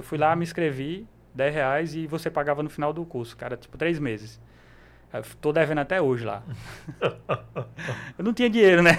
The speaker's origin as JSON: {"language": "Portuguese", "town": "Cabedelo", "region": "Paraíba", "country": "Brazil", "tie": "born or raised there", "said": "Nasci lá, e moro lá até hoje."}